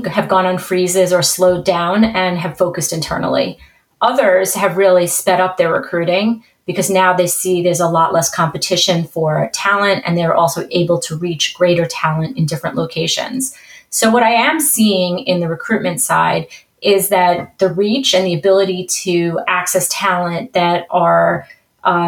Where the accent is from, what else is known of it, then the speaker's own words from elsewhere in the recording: New York City, New York, United States; accent: New York; I have a nice New York accent. So I was born and bred in New York.